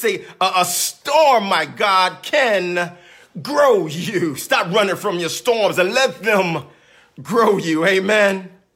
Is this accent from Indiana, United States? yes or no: no; Philadelphia, Pennsylvania, United States; growing up in South Philadelphia